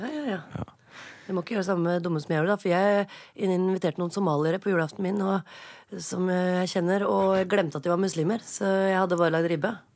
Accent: Oslo, Norway; jeg er fra Oppsal

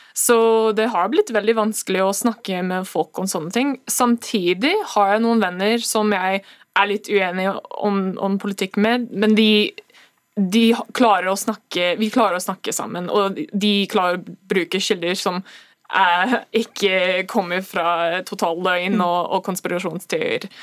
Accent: United States; now in Norway; oss som amerikanere

